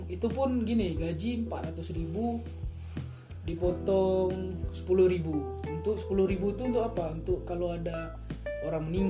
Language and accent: Indonesian; Aceh, Indonesia; lah kalau di kampungku kalau di Aceh sana ini ada Aceh ya kan kalau aku di Aceh rata-rata memang anak-anak ah, kuliah tamat kuliah yang kerjaan gak jelas